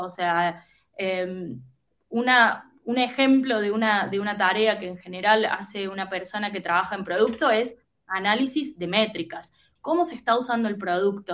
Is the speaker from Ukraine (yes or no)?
no; Córdoba, Argentina; moved away as an adult; also born or lived in United States; now in Buenos Aires, Argentina; soy argentina, nací en la provincia de Córdoba, o sea, en, una, en una ciudad que está en el interior del interior de Argentina.